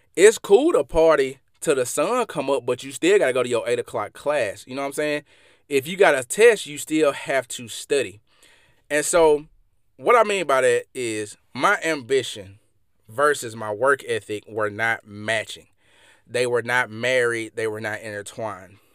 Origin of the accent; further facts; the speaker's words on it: Mississippi, United States; I'm from Mississippi, and y'all probably can hear this in my accent